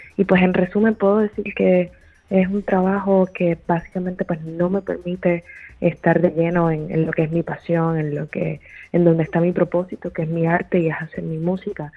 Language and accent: Spanish; Puerto Rico; moved away as an adult; also born or lived in New York City, United States; now in Los Angeles, United States; desde que me mudé a la ciudad de Nueva York regresé a Puerto Rico